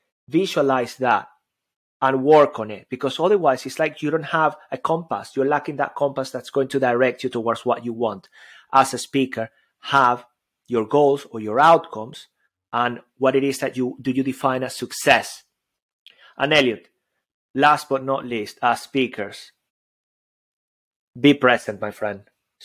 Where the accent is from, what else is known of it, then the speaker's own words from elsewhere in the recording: Venezuela; English is a second language; Especially in my case, I've got an accent. I come from Venezuela.